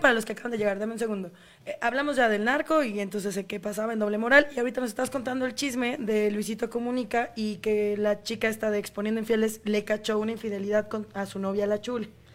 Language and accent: Spanish; Mexico; nosotros somos mexicanos